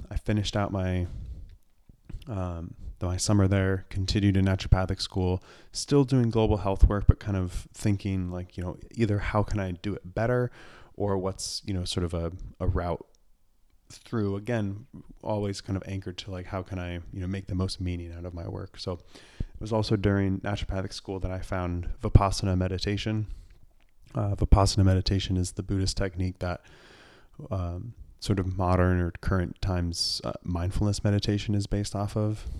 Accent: Portland, Oregon, United States; I grew up in the Portland area in the suburbs

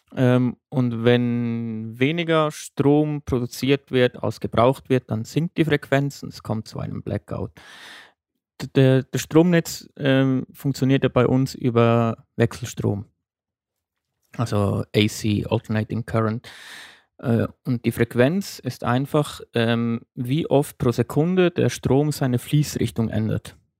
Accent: Switzerland; bei uns in der Schweiz

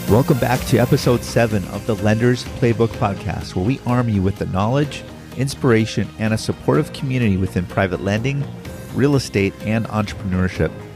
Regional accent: Honolulu, Hawaii, United States; I'm from I'm from Honolulu, Hawaii

